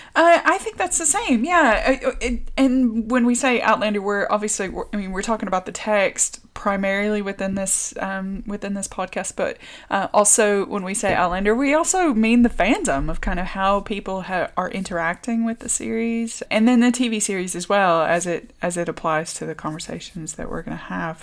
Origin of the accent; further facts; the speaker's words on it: the American South, United States; moved away as an adult; also born or lived in Richmond, Virginia; now in Dorset, United Kingdom; I would say I'm from Richmond, um, but I grew up in the American South